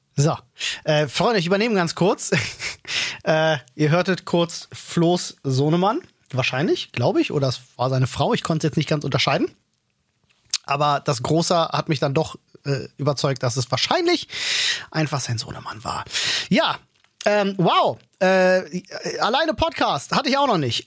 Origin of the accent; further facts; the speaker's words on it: Germany; bei uns in Deutschland